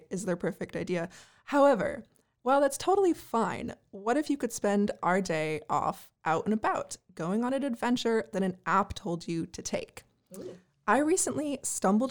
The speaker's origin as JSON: {"language": "English", "town": "Santa Cruz", "region": "California", "country": "United States", "tie": "born or raised there", "said": "my hometown of Santa Cruz"}